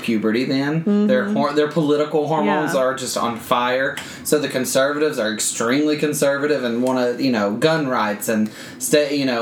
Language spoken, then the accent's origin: English; Alabama, United States; growing up in Alabama